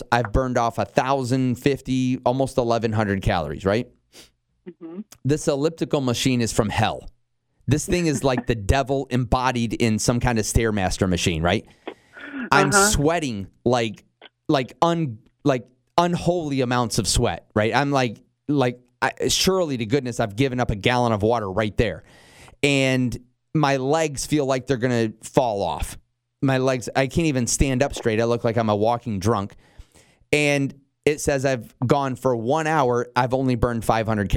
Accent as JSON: {"language": "English", "region": "Michigan", "country": "United States", "tie": "born or raised there", "also_born_or_lived": "northern Indiana / Chicago", "moved": "as an adult", "lives_now": "Knoxville, United States", "said": "I was born and raised up in Michigan. I lived in northern Indiana for a while"}